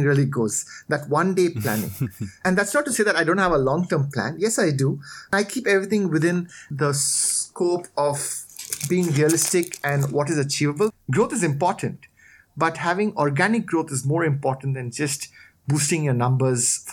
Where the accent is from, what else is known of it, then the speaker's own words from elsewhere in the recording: India; moved away as an adult; also born or lived in Australia; now in Thailand; I was born in Thailand. I grew up here for a bit. Then I did my schooling in India